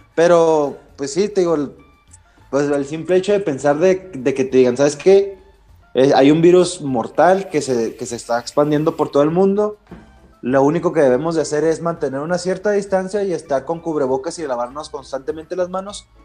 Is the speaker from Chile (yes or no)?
no; Mexico; uno como mexicano